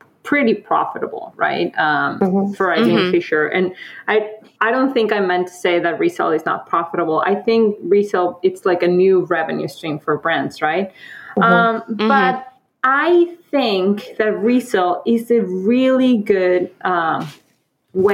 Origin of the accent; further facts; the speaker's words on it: Mexico; moved away; I'm from Mexico. I was born and raised there